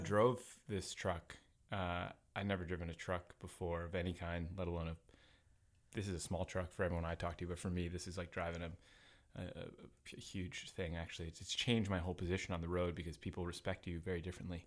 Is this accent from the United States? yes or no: yes; New Haven, Connecticut, United States; moved away as an adult; also born or lived in Philadelphia / New York; now in Portland, United States; I grew up on the East Coast in, uh, I grew up in Connecticut, New Haven, home of a pizza.